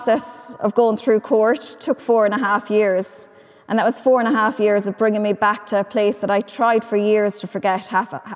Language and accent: English; Ireland; I could feel safe in my hometown